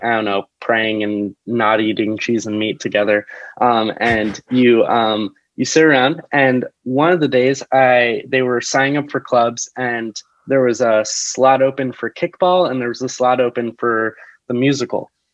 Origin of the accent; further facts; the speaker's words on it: New Jersey, United States; moved away as an adult; now in New York City, United States; I am from New Jersey originally, and I've been living in the city for the past four years